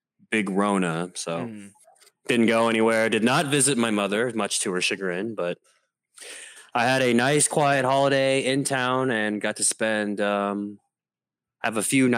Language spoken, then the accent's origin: English; China; I'm from China.